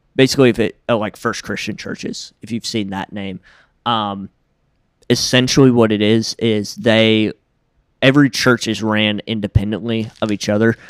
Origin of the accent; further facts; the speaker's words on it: Jackson, Tennessee, United States; I was the second baby born in my hospital in Jackson, Tennessee